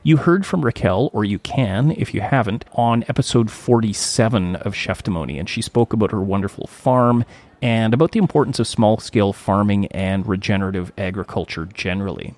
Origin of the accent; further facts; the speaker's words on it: Thunder Bay, Ontario, Canada; my hometown of Thunder Bay